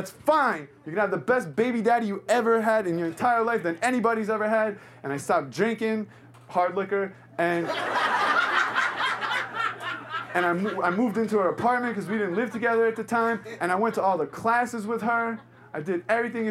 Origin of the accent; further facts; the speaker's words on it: New York City, New York, United States; I grew up in New York. I'm born and raised